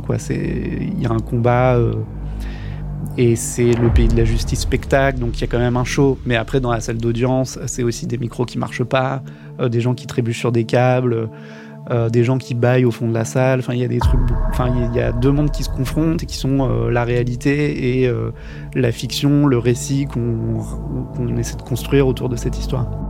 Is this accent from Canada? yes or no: no; France; en tant que Français